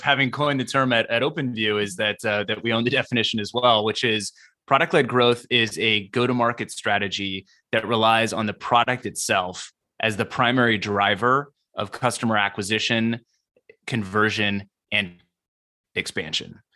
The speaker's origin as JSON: {"language": "English", "town": "San Diego", "region": "California", "country": "United States", "tie": "born or raised there", "said": "I grew up in Southern California, specifically the San Diego area"}